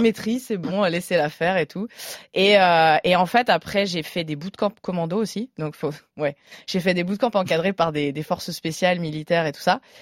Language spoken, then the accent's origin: French; Burgundy, Bourgogne-Franche-Comté, France; now in Paris, France; Moi, je suis originaire de Bourgogne à la base